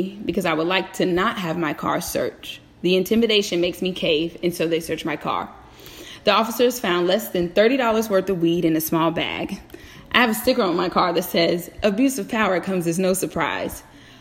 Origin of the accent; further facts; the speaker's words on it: Virginia, United States; Born and raised in the Commonwealth of Virginia, I am very familiar with how the police behave here.